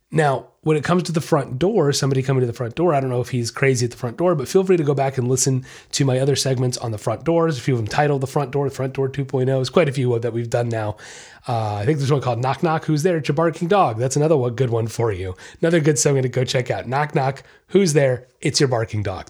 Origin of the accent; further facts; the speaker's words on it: Treasure Coast, Florida, United States; Nice little local place right here in my hometown